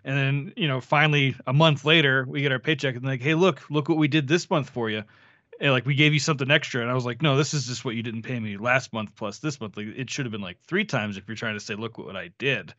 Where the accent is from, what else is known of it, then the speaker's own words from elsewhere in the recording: Florida, United States; I was born in Florida